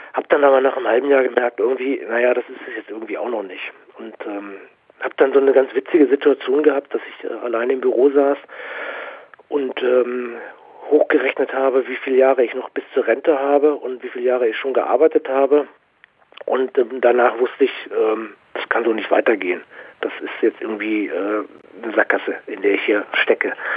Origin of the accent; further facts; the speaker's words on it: Dortmund, North Rhine-Westphalia, Germany; bin ich natürlich auch im, im Ruhrpott groß geworden